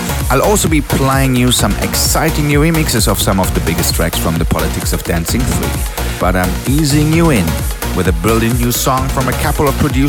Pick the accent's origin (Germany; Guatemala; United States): Germany; Berlin; direct from my hometown of Berlin this week.